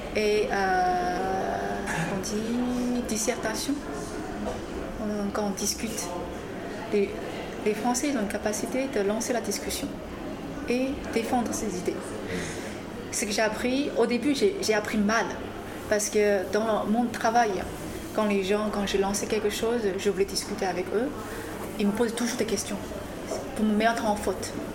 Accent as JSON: {"language": "French", "country": "China", "also_born_or_lived": "Grenoble, France", "second_language": "French", "moved": "as an adult", "lives_now": "France", "said": "je suis une chinoise"}